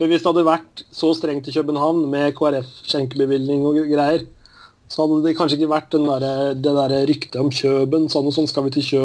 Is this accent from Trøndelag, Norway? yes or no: no; Telemark, Norway; Jeg, jeg vokste opp i Telemark da jeg var yngre.